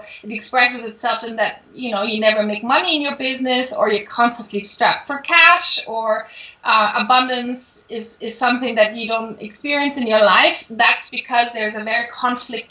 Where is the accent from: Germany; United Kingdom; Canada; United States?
Germany; Munich, Bavaria; moved away as an adult; also born or lived in Paris; I grew up in Munich